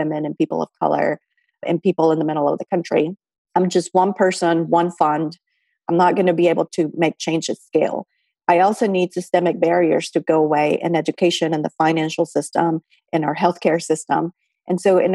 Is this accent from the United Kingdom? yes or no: no; Mexico; moved away; I'm also from Mexico